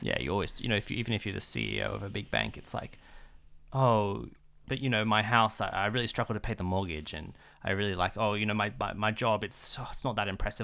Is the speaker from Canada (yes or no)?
no; Australia; being an Australian